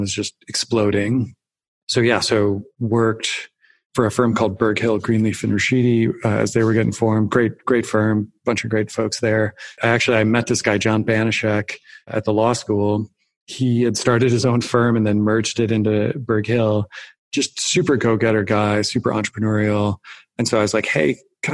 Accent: Wisconsin, United States; I grew up in Wisconsin

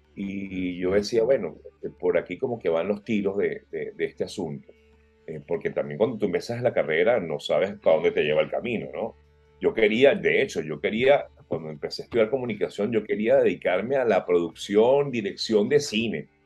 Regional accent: Caracas, Capital District, Venezuela; moved away as an adult; me crié en el Cafetal, en Caracas

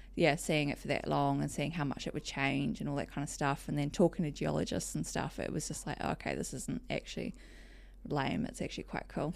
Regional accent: Whakatane, Bay of Plenty, New Zealand; also born or lived in Palmerston North, New Zealand; I was born in Palmerston North and lived there till I was about eight or nine. And then dad bought a business up in Whakatane, which is um, in the Bay of Plenty

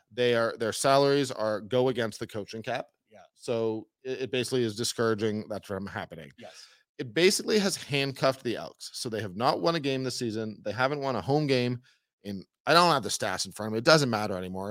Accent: Toronto, Ontario, Canada; moved away; I grew up in Toronto, went to a lot of Jays games as a kid.

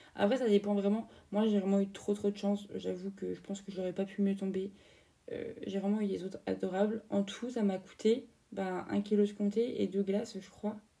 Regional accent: France

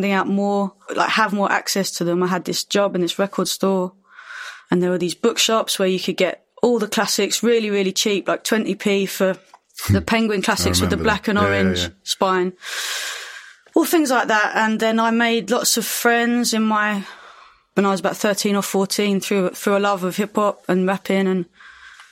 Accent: London, United Kingdom; where I grew up in Lewisham

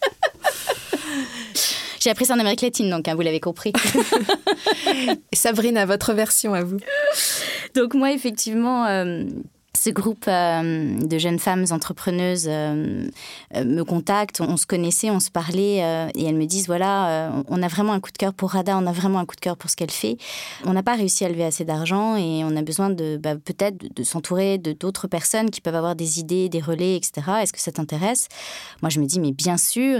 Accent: France; je suis française

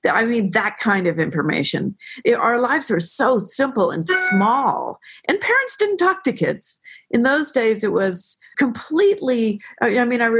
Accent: Tiburon, California, United States; born or raised there

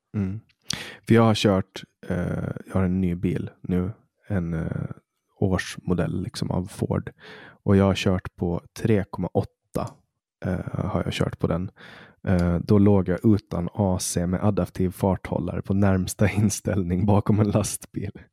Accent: Poland; now in Sweden; där jag kommer ifrån, Polen

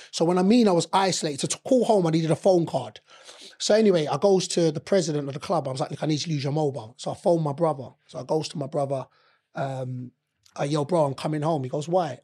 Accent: London, United Kingdom; I'm eighteen, born and raised in London

